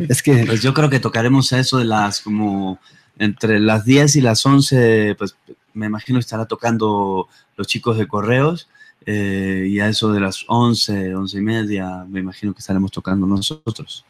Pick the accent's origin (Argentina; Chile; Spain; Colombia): Argentina; Buenos Aires; moved away as an adult; also born or lived in Playa del Carmen, Mexico; now in Mexico City, Mexico; yo soy de Buenos Aires, de Argentina. Vine a tocar hace ya como 14 años eh, a México.